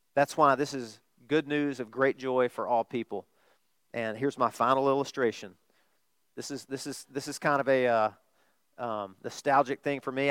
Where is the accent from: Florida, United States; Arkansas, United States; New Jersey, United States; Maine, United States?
Arkansas, United States; I'm from Arkansas